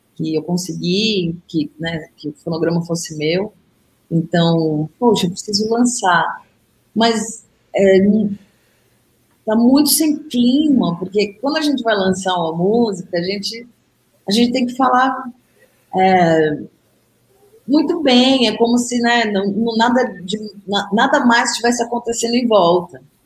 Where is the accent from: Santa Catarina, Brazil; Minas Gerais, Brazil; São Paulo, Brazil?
São Paulo, Brazil; como paulistana